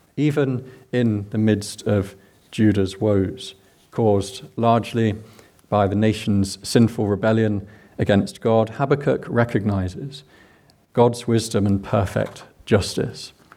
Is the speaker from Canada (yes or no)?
no; England, United Kingdom; accent: English; now in Scotland, United Kingdom; I'm English